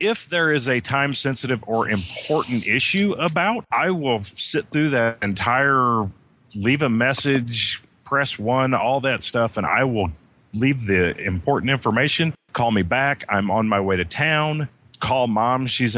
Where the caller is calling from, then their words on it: Indiana, United States; I am in the southwest tip of Indiana.